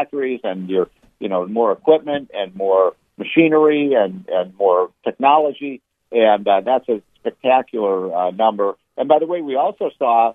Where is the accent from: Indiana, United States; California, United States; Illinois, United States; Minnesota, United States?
Illinois, United States; Chicago; moved away; I was in Chicago a couple days ago, which is my hometown